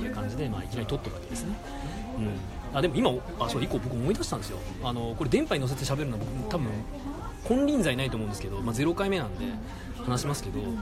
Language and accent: Japanese; Sapporo, Hokkaido, Japan; 僕もずっと札幌